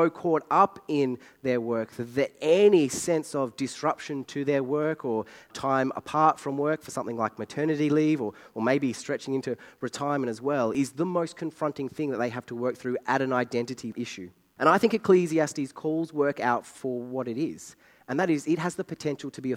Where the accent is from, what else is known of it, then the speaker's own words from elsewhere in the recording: Australia; I'm Australian.